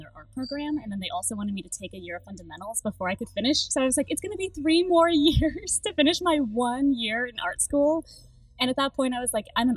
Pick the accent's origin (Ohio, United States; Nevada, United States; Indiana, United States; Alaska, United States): Alaska, United States; Anchorage; now in Dallas, United States; I grew up in Anchorage, Alaska. I was born and raised there